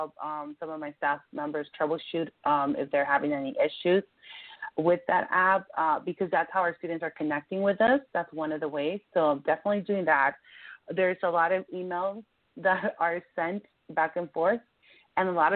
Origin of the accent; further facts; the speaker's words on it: Compton, California, United States; also born or lived in Mexico / Norwalk / San Diego; I came to this country when I was about 6 years old from Mexico with my parents, and I grew up in Compton.